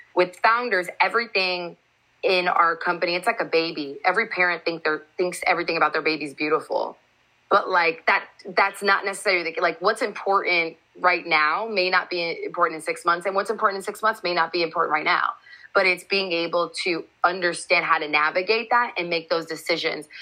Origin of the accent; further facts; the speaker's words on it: Seattle, Washington, United States; moved away as an adult; also born or lived in Chicago; I grew up in the Seattle area